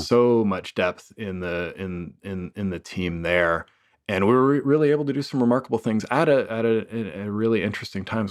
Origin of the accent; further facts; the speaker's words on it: Toronto, Ontario, Canada; moved away; born and raised in Toronto